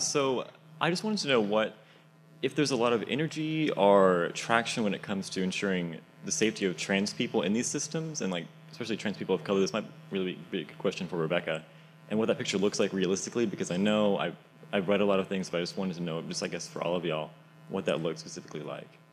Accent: Tarrant County, Texas, United States; Tarrant County, which is my hometown

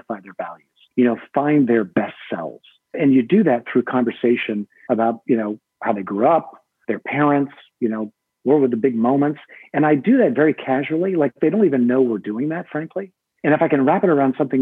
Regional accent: United States; I'm an American

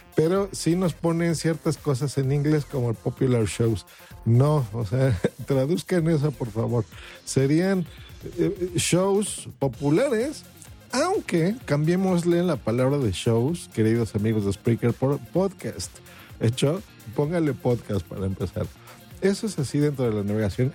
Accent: Mexico; aquí en mi país, hablo por México

